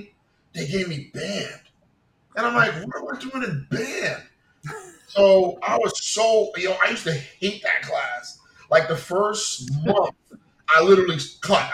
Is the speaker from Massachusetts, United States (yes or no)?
no; New York City, New York, United States; I'm from New York, I'm from Queens, and you know, so while I was in high school